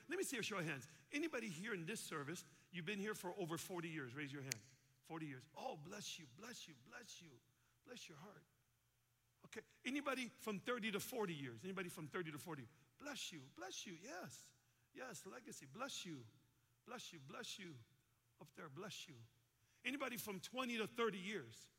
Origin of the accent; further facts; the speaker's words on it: Chicago, Illinois, United States; I'm from Chicago